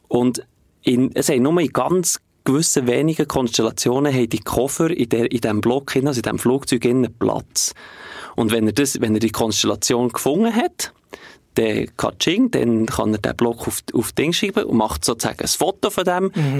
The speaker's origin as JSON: {"language": "German", "region": "Bern", "country": "Switzerland", "said": "ich komme aus der Region Bern"}